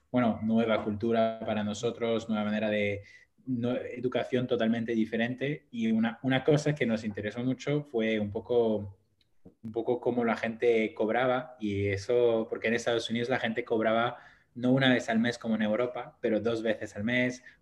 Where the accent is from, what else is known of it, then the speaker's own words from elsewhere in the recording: France; accent: French; Spanish is a second language; moved away as an adult; also born or lived in Brazil / Indonesia; now in Barcelona, Spain; originalmente soy, bueno, soy, soy brasileño-francés. yo eh, los primeros 10 años de mi vida en Brasil, mi padre es de, de Río, y después llegué a Francia cuando tenía 10 años. Eh, mi madre es italiana, pero pasó toda su vida en Francia